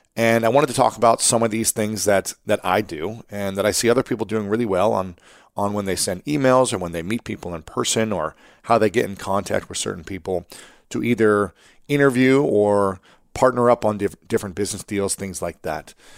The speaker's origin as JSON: {"language": "English", "region": "Ohio", "country": "United States", "said": "I'm from Ohio as well"}